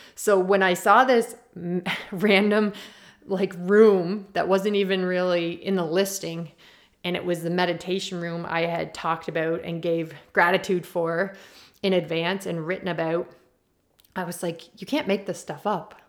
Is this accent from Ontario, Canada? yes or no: no; Prince Edward Island, Canada; I'm from Prince Edward Island and we're known for our potatoes